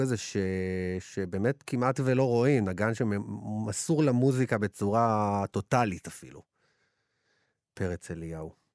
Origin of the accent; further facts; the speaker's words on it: Ashdod, Southern District, Israel; אני מאשדוד